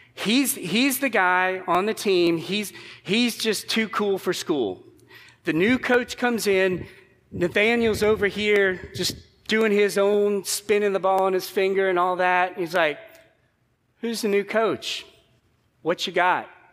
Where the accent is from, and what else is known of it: United States